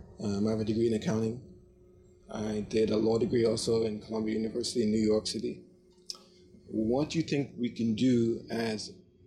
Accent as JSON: {"language": "English", "country": "Trinidad & Tobago", "lives_now": "United States", "said": "All right. So I've been a foreign student since 1995. I came from Trinidad and Tobago."}